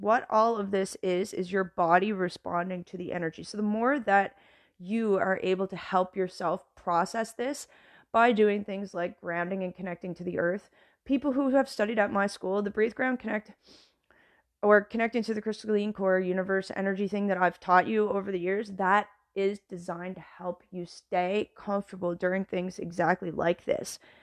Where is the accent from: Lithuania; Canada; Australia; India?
Canada; moved away as an adult; now in United States; as a Canadian